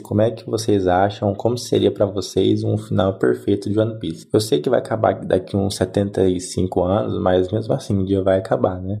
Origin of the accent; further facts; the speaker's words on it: Umuarama, Paraná, Brazil; sou de Umuarama, no Paraná